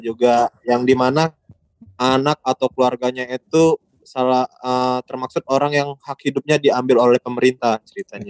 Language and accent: Indonesian; Palembang, South Sumatra, Indonesia; moved away; gue lagi balik ke kampung halaman gue di Palembang